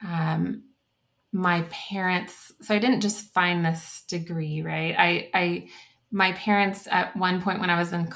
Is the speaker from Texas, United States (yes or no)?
yes; The Woodlands, Texas, United States; moved away as an adult; also born or lived in San Marcos, Texas; now in Littleton, United States; I grew up in the Woodlands, Texas, so it's north of Houston. And so I'm a native Texan